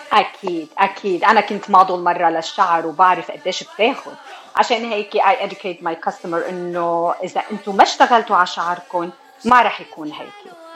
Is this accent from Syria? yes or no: no; Taalabaya, Beqaa, Lebanon; also born or lived in Buffalo, New York, United States; now in California, United States; انا من آه، ضيعه صغيره اسمها تعلبيه بالبقاع وصار لي بامريكا من 1991